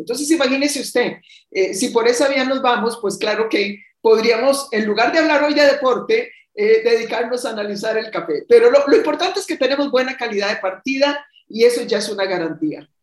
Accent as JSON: {"language": "Spanish", "country": "Costa Rica", "said": "estoy precisamente en mi país, donde tomé un descanso"}